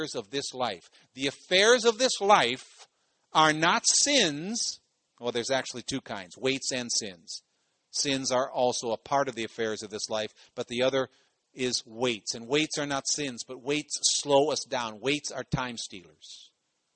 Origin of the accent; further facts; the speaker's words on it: Cleveland, Ohio, United States; I come from Ohio. I come from Cleveland.